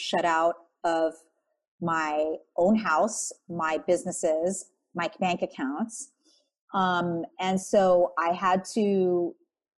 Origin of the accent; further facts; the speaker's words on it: Wailua, Hawaii, United States; moved away; I'm from the North Shore. It's called Wailua. It's where all the pineapple and sugarcane plantations were. My front yard was sugarcane. My backyard was sugarcane growing up.